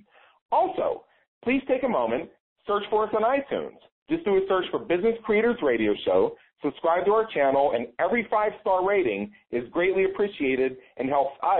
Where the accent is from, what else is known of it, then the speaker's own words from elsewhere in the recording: Pittsburgh, Pennsylvania, United States; moved away; I'm originally from Pittsburgh